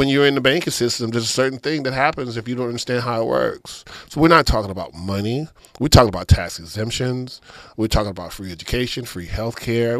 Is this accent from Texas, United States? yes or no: yes; Katy / Richmond, Texas, United States; also born or lived in Houston; my hometown in Katy, Richmond, Texas